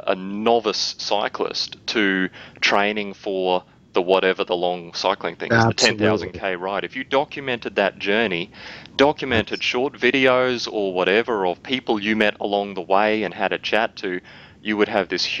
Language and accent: English; Australia; accent: Aussie; my Aussie accent